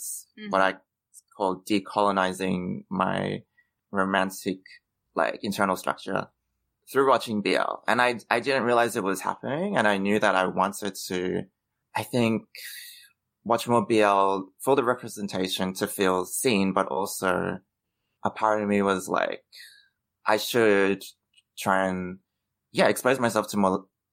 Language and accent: English; Australia; growing up in Australia, it is white centric